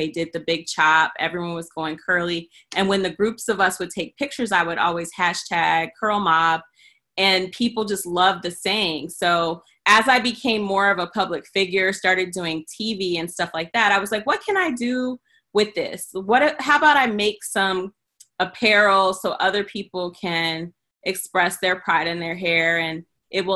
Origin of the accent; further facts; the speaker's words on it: Iowa, United States; moved away as an adult; also born or lived in New York; growing up in Iowa